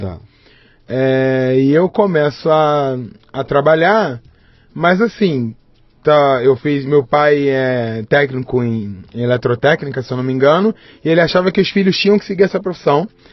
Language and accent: Portuguese; Rio de Janeiro, Brazil; also born or lived in Jundiaí, São Paulo; Eu nasci no Rio de Janeiro